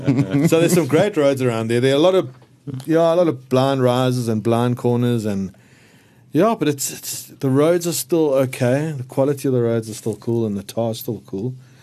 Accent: Johannesburg, Gauteng, South Africa; No, so I grew up in Northcliffe.

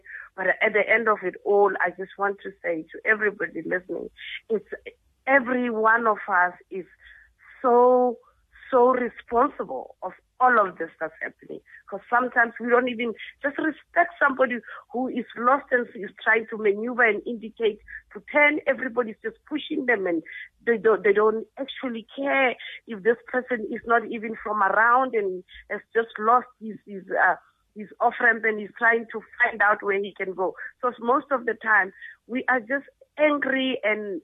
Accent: South Africa; As South Africans and as South African motorists

